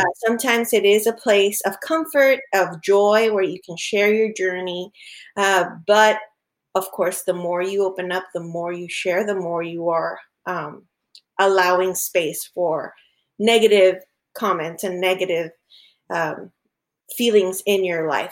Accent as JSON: {"language": "English", "country": "Honduras", "moved": "yes", "lives_now": "Florida, United States", "said": "back home, we're originally from Honduras"}